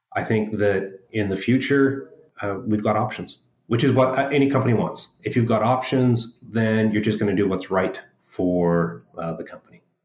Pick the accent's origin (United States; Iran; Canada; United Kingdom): Canada; Edmonton, Alberta; moved away as an adult; now in Vancouver, Canada; most of my growing up in Edmonton